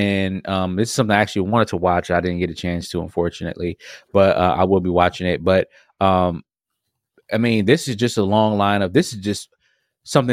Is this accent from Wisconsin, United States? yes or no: yes; Milwaukee, Wisconsin, United States; I'm from Milwaukee. I'm down south